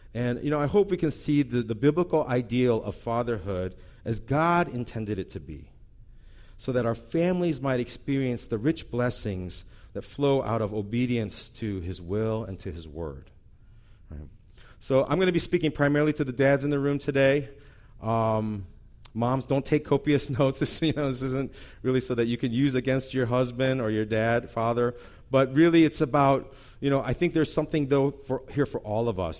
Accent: St. Louis, Missouri, United States; moved away; I grew up in Saint Louis

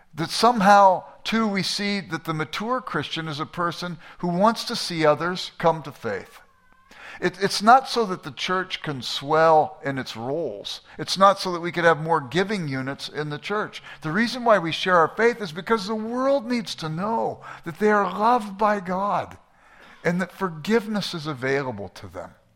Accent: Los Angeles, California, United States; I grew up in South Central Los Angeles

